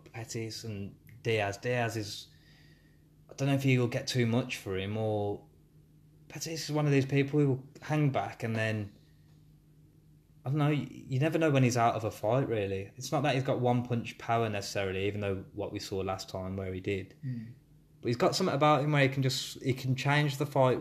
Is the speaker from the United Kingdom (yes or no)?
yes; Birmingham, West Midlands, United Kingdom; accent: Brummie; I'm a Brummie accent